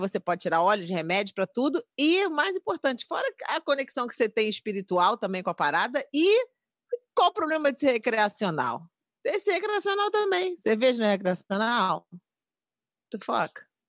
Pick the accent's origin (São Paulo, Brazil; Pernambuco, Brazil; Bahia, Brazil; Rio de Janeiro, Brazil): Rio de Janeiro, Brazil; Sou do Rio de Janeiro